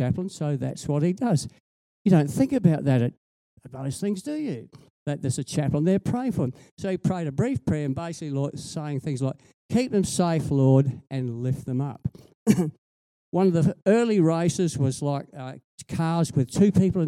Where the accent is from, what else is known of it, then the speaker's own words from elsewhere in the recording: Whyalla, South Australia, Australia; I grew up in Wyala